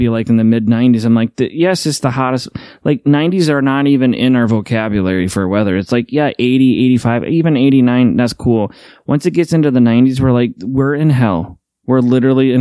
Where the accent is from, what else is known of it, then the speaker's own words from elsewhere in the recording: Midwest, United States; Midwesterners, we just don't leave